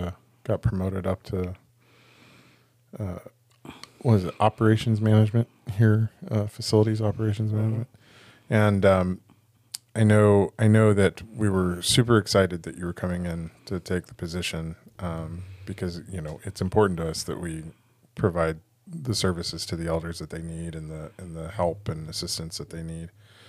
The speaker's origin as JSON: {"language": "English", "region": "California", "country": "United States", "said": "I'm like happy that there's rain, but as a Californian, I'm a little freaked out by all the rain."}